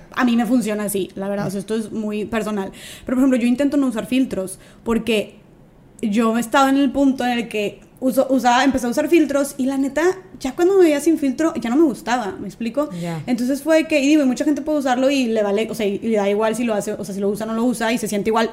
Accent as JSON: {"language": "Spanish", "town": "Monterrey", "region": "Nuevo León", "country": "Mexico", "said": "soy de aquí de Monterrey"}